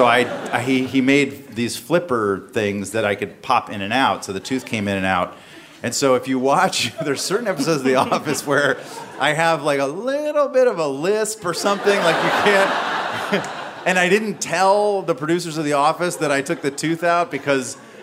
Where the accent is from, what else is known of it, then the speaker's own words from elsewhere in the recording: the South, United States; I grew up in the South